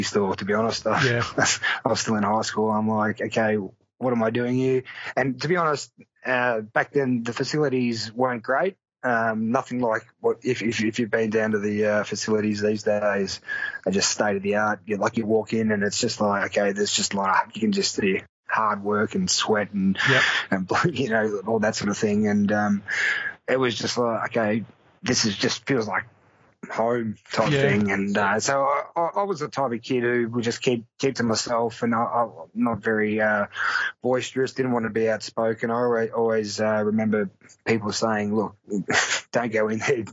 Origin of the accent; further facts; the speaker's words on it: Geelong, Victoria, Australia; I played for Geelong as a kid. I grew up in Geelong